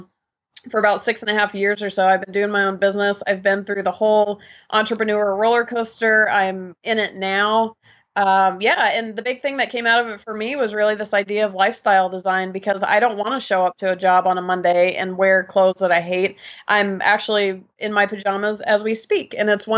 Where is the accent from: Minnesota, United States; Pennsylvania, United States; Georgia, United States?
Georgia, United States; I grew up in Georgia in the States, and kind of a typical Southern lifestyle